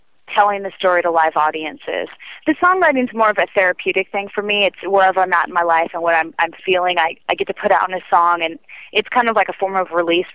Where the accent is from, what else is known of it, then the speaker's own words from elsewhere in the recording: San Diego, California, United States; moved away; my hometown of San Diego